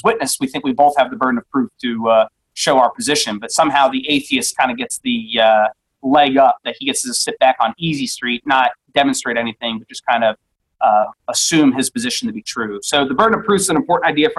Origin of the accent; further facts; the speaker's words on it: outside of Cleveland, Ohio, United States; moved away; growing up outside of Cleveland